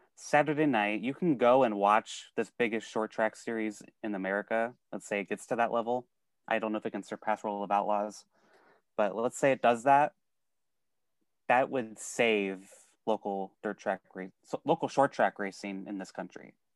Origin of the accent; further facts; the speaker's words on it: Sioux City, Iowa, United States; I'm from Sioux City, Iowa